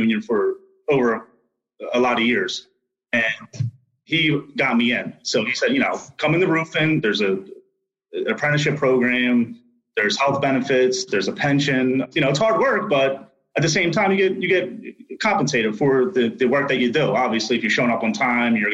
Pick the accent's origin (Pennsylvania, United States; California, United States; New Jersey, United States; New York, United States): Pennsylvania, United States; Philadelphia; I grew up in the Port Richmond area of Philadelphia